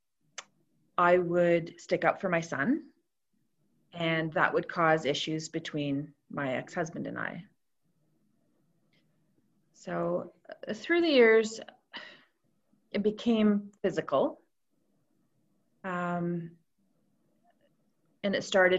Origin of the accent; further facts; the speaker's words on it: Toronto, Ontario, Canada; moved away as an adult; also born or lived in Roseneath, Canada; now in Cobourg, Canada; I grew up in Toronto and slowly moved out this way through the years